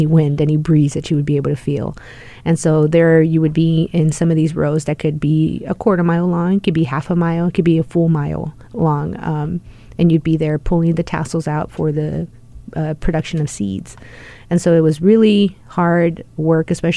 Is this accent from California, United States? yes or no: no; Rio Grande Valley, South Texas, United States; also born or lived in Indiana; now in Washington, D.C., United States; grew up in an area in South Texas called the Rio Grande Valley